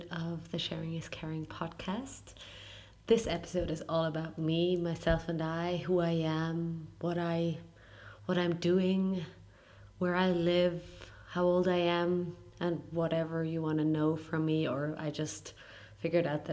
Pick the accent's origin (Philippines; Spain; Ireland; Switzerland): Switzerland; I was born and raised in Switzerland